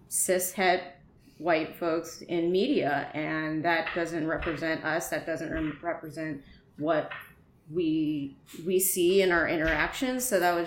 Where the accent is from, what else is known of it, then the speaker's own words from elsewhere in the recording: Bay Area, California, United States; also born or lived in Texas; I spent majority of my childhood growing up in the Bay Area